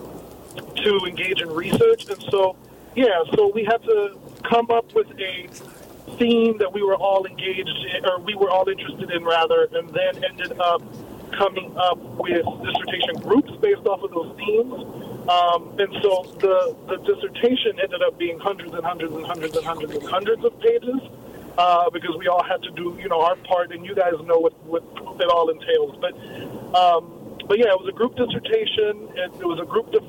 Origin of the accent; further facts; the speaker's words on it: New Orleans, Louisiana, United States; born and raised in New Orleans. Mom and family are from Nicaragua